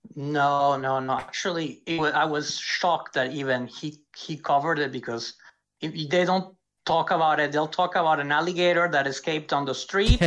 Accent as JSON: {"language": "English", "country": "France", "also_born_or_lived": "Florida, United States", "moved": "yes", "said": "I'm from France, but I lived in Florida for 16 years"}